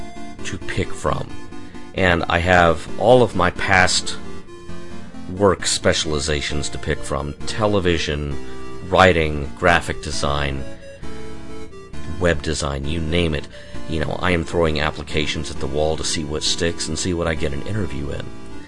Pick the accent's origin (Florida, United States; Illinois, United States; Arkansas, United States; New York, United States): Arkansas, United States; Fort Smith; moved away as an adult; also born or lived in Green Bay, Wisconsin; I first moved from my hometown in Fort Smith, Arkansas, to the undiscovered country that was Green Bay, Wisconsin